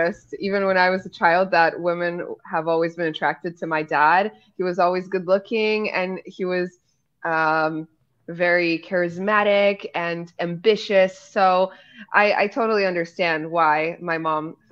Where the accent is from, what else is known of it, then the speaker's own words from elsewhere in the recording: Poland; I'm half Polish, half American. My dad is Polish and my mom's American.